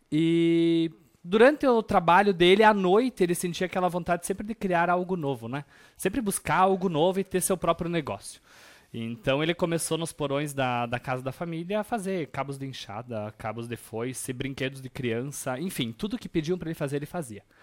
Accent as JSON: {"language": "Portuguese", "town": "Chapada", "region": "Rio Grande do Sul", "country": "Brazil", "tie": "born or raised there", "also_born_or_lived": "Nova Boa Vista", "said": "eu sou natural de Chapada. Ah, é? Chapada, exatamente. Mas morei em Nova Boa Vista até meus 4 anos de idade."}